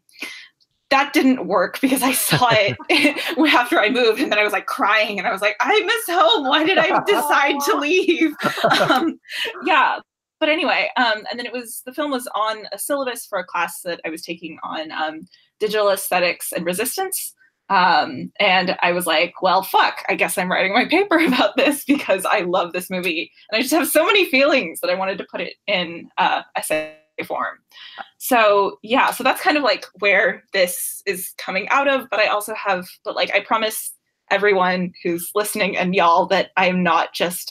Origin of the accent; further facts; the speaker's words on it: Oakland, California, United States; moved away as an adult; I'm originally from Oakland, California